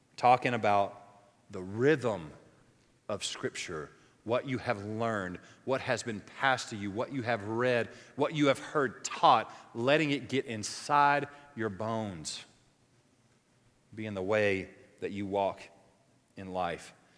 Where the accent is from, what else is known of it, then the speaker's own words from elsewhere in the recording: the South, United States; moved away; where I grew up in the South